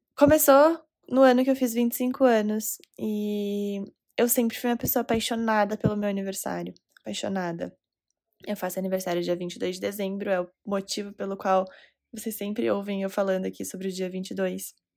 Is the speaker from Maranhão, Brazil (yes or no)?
no; Recife, Pernambuco, Brazil; now in Curitiba, Brazil; Recife, Pernambuco, minha cidade natal.